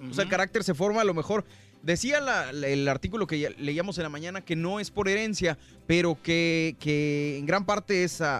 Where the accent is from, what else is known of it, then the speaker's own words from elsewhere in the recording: Chiapas, Mexico; Ah, yo soy de Chiapas.